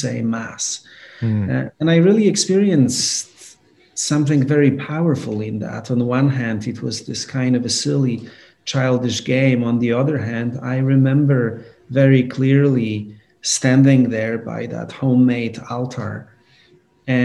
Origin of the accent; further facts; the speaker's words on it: Poland; now in New York, United States; I grew up in Poland.